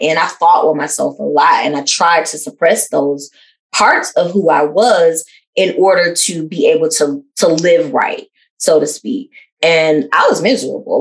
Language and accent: English; the South, United States; a cisgender lesbian that's also African American growing up in the South